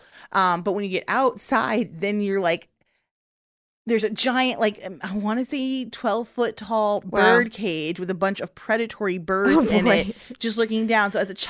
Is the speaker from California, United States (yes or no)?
no; Chicago, Illinois, United States; I'm from Chicago.